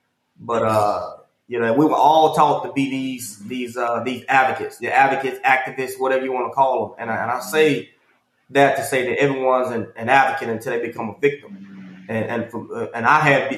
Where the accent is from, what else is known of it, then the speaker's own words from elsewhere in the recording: Houston, Texas, United States; I grew up in Northside, Houston, Texas, Acres Home